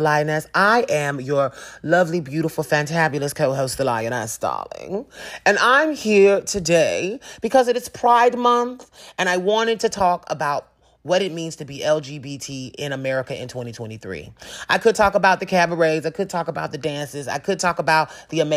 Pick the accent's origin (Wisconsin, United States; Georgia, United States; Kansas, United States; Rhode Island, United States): Georgia, United States; my home state